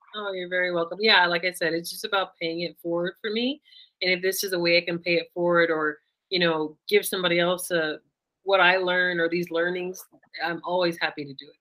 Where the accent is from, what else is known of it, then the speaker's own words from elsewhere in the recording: United States; I'm um, Black American